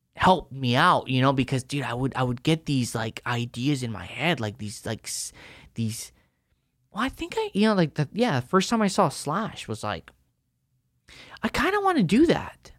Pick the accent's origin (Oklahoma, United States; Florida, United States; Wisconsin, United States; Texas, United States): Texas, United States; El Paso; I grew up in El Paso